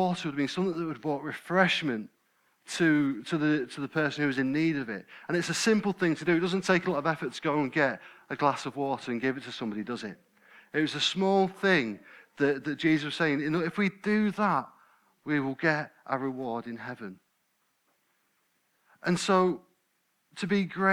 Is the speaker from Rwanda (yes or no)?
no; United Kingdom; We're British, aren't we? I nearly said English. I'm not English, I'm British. We're British